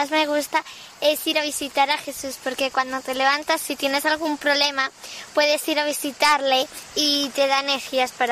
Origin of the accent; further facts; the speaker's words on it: Alcalá de Henares, Community of Madrid, Spain; soy de Alcalá de Henares